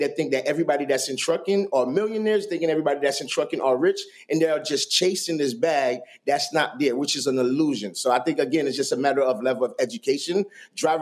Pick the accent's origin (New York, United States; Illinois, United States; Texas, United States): New York, United States; New York City; I grew up in Brooklyn at the time, I remember I was telling you I grew up in a very rough neighborhood